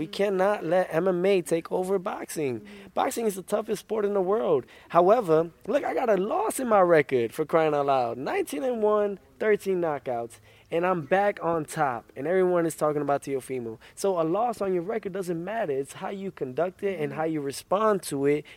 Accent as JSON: {"language": "English", "country": "United States", "said": "I'm American first, then Honduran"}